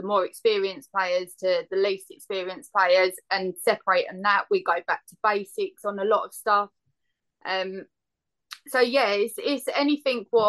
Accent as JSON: {"language": "English", "area": "Essex", "region": "East of England", "country": "United Kingdom", "moved": "yes", "said": "I'm originally from Essex."}